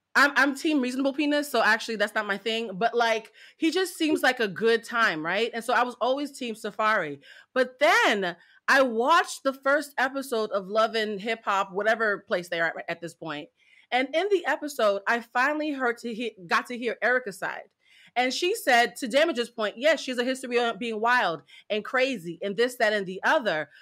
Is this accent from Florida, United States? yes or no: no; Boston, Massachusetts, United States; I'm from Boston